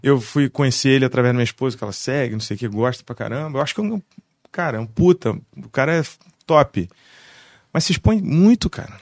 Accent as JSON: {"language": "Portuguese", "town": "Barra do Piraí", "region": "Rio de Janeiro", "country": "Brazil", "tie": "born or raised there", "lives_now": "Vassouras, Brazil", "said": "Eu sou barrense. Sim, sim. É nasci em Barra, fui morar no Rio, morei justo Fora, morei seis anos no Rio, aí voltei, fiquei um ano em Barra"}